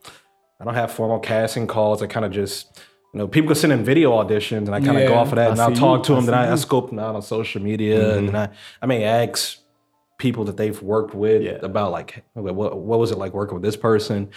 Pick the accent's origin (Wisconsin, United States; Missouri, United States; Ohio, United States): Missouri, United States; Ferguson; also born or lived in Maryland Heights; I grew up in Ferguson